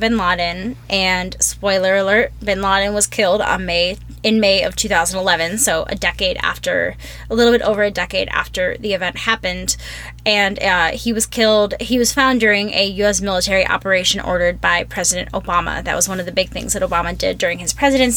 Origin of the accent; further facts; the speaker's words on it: Minnesota, United States; moved away; I was from Minnesota